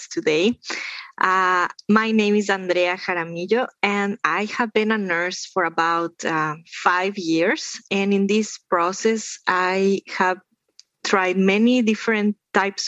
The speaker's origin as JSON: {"language": "English", "region": "Andes", "country": "Ecuador", "moved": "yes", "said": "the Andes, where I am from. I am from Ecuador"}